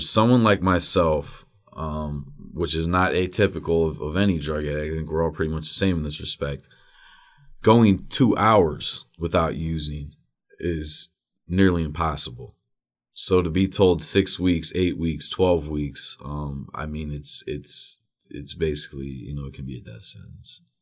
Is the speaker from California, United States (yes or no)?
no; Wadsworth, Ohio, United States; also born or lived in Akron; I was born in Akron, raised in Wadsworth.